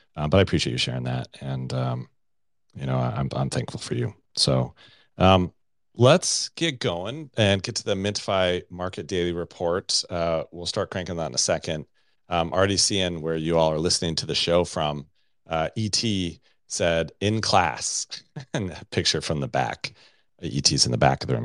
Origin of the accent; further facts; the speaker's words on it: Colorado Springs, Colorado, United States; Colorado Springs, Colorado, my hometown